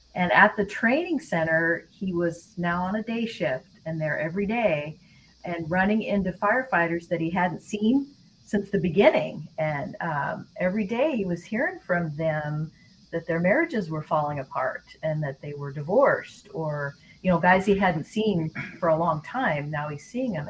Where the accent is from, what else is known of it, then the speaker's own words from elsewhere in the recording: Seattle, Washington, United States; moved away as an adult; also born or lived in Louisiana; we're from Seattle area. Mike's from Idaho. I'm from Seattle